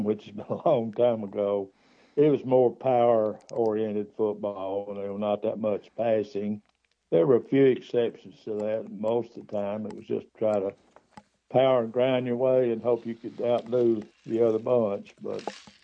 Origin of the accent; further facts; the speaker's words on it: Good Springs, Alabama, United States; also born or lived in Jasper, Alabama; I was born around Jasper, and my father was employed by the Alabama Power Company, and they operated a steam generating plant on the Warrior River down at Gorgas, which is just below Good Springs.